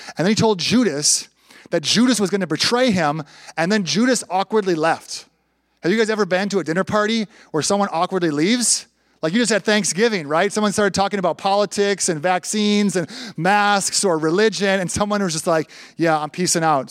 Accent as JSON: {"language": "English", "town": "Minneapolis–Saint Paul", "region": "Minnesota", "country": "United States", "tie": "born or raised there", "also_born_or_lived": "Bolivia / Panama", "moved": "as an adult", "said": "I grew up in the Twin Cities, went to the University of St. Thomas"}